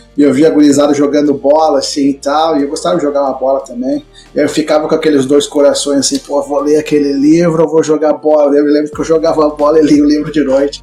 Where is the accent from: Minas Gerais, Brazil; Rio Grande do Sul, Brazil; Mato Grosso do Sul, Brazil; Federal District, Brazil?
Rio Grande do Sul, Brazil; Passo Fundo; moved away as an adult; also born or lived in Porto Alegre / São Paulo; Me criei em Passo Fundo, me mudei para lá enquanto criança